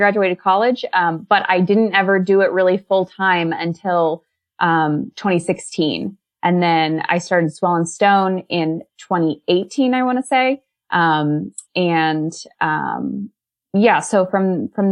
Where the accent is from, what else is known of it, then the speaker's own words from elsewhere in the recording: Kansas, United States; also born or lived in Alaska / Colorado; I'm from Kansas originally